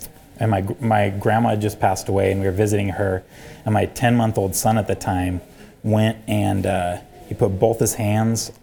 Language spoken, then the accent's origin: English; Idaho, United States; I'm from Redneckville, Idaho. That's not its actual name